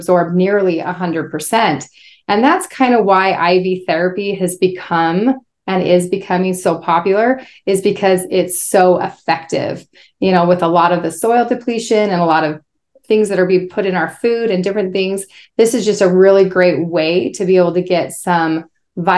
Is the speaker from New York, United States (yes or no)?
no; Spokane, Washington, United States; I was raised in Spokane, Washington